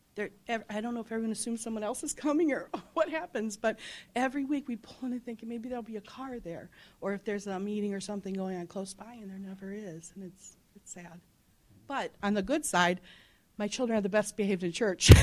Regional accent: Medina, Ohio, United States; I'm from Medina

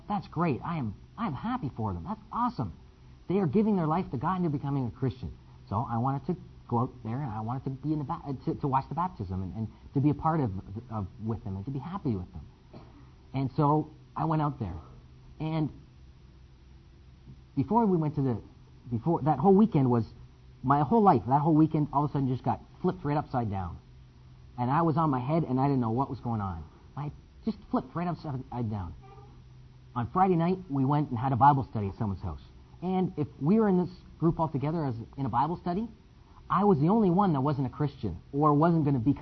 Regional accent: Windsor, Ontario, Canada; I'm from Windsor, Canada.

